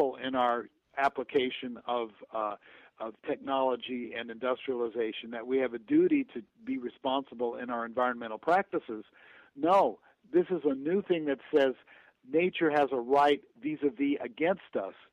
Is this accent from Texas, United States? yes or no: no; Los Angeles, California, United States; I grew up in Los Angeles